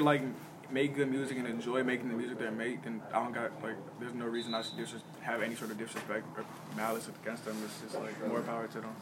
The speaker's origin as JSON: {"language": "English", "town": "Chicago", "region": "Illinois", "country": "United States", "tie": "born or raised there", "said": "growing up in Chicago"}